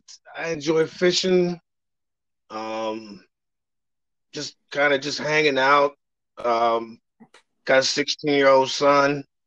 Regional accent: Reston, Virginia, United States; also born or lived in Ohio; I am originally from Reston, Virginia, up in Northern Virginia, but I moved here in 1978. So pretty much been here my whole life. I did move to Ohio for a while to play some music stuff.

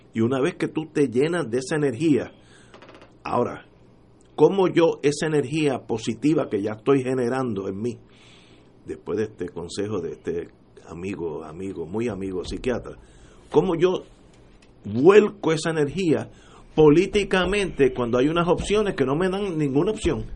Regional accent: Puerto Rico; como puertorriqueño

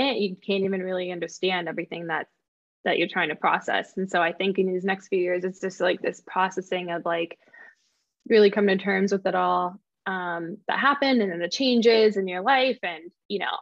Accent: Midwest, United States; we moved back locally. Locally, I mean, like to my hometown

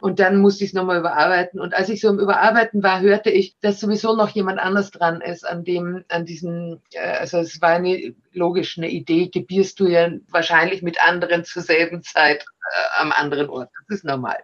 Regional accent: Austria; also born or lived in Germany; ich bin auch Österreicherin

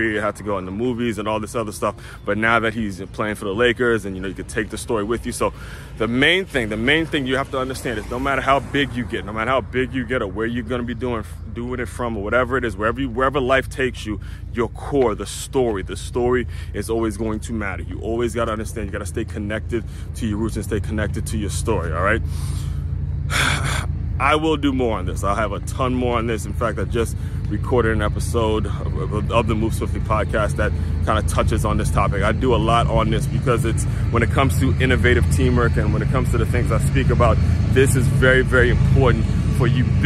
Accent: Maryland, United States; I grew up in Maryland

